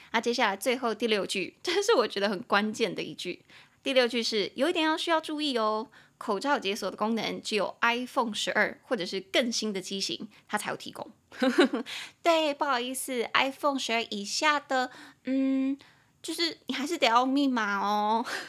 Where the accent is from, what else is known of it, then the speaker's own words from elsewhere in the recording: Taiwan; 我们两个都是在台湾土生土长